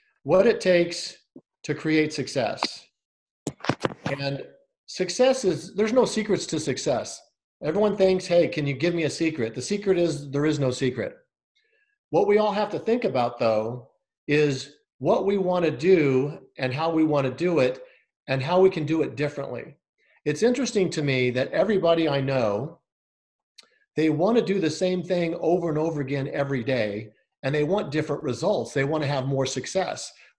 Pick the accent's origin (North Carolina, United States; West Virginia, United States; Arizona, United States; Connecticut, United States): Arizona, United States; Scottsdale; I'm from Scottsdale, Arizona